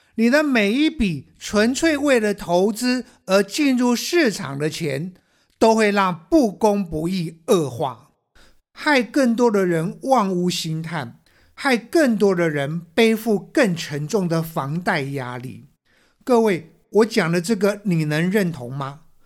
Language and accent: Chinese; Taiwan; 我们台湾人